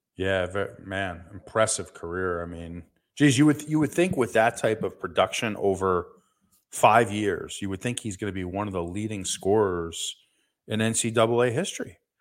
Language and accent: English; New Jersey, United States; Seton Hall from my home state of New Jersey.